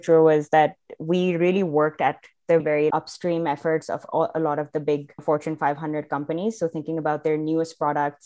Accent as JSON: {"language": "English", "country": "Pakistan", "tie": "born or raised there", "also_born_or_lived": "Providence, United States", "moved": "as an adult", "lives_now": "Canada", "said": "I'm originally from Pakistan. That's where I grew up until I was 18, left for college to the US, did 4 years there in Providence, and then eventually ended up in Canada."}